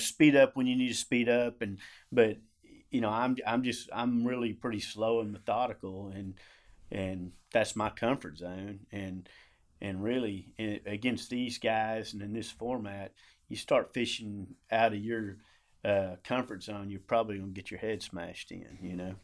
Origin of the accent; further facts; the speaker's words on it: Ardmore, Oklahoma, United States; I grew up in Ardmore, Oklahoma.